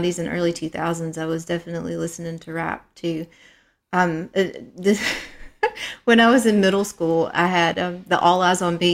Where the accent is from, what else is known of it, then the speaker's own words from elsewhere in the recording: Kentucky, United States; I don't think there's many deep mines in my part of Kentucky anymore.